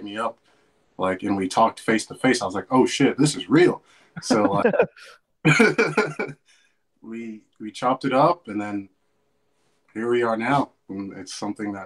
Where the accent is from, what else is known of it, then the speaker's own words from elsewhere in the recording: Fort Lauderdale, Florida, United States; moved away as an adult; now in Japan; I'm from Lauderdale, Florida